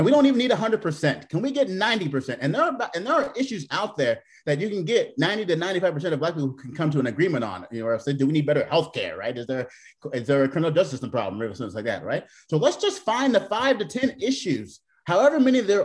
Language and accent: English; Portland, Oregon, United States; moved away as an adult; also born or lived in Seattle; now in Columbia, United States; I'm from Portland, Oregon